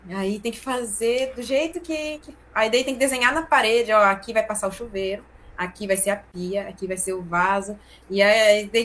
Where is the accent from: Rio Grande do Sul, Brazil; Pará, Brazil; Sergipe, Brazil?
Pará, Brazil; a gente é paraense, né? E a gente vai lá pro meião do mato, lá na Ilha do Marajó.